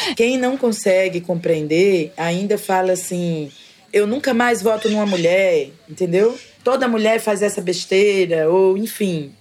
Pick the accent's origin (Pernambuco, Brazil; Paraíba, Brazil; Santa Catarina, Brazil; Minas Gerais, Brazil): Paraíba, Brazil; João Pessoa; now in Conde, Brazil; Eu nasci em João Pessoa, mas desde então eu vivo aqui nesse território.